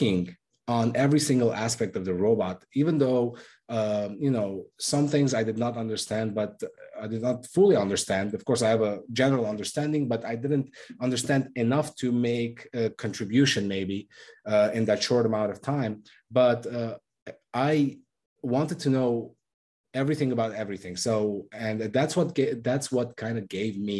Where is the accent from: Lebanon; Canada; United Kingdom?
Lebanon; now in United States; I'm originally from Lebanon